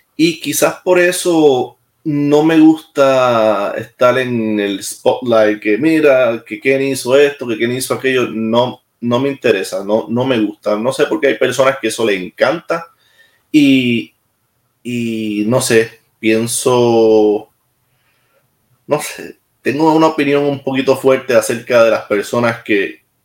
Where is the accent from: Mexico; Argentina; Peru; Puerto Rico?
Puerto Rico; accent: Puerto Rican; moved away as an adult; also born or lived in Maryland, United States; now in Mons, Belgium; Tengo mi acento y me gusta que me, que tener mi acento, de verdad que sí me gusta tener mi acento y, no me avergüenza y lo digo siempre. ¿Dónde tú eres? de Puerto Rico.